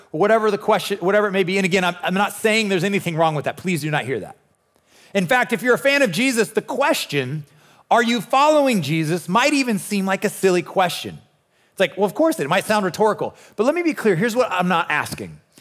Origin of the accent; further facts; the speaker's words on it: Nebraska, United States; I'm born and raised in Nebraska